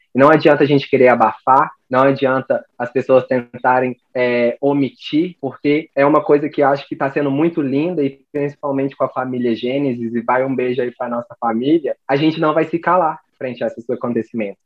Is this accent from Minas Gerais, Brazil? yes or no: yes; Lavras, Minas Gerais, Brazil; sou de Lavras, sul das Minas Gerais